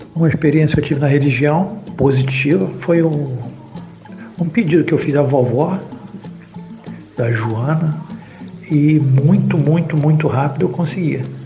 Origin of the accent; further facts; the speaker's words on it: Rio de Janeiro, Brazil; sou do Rio de Janeiro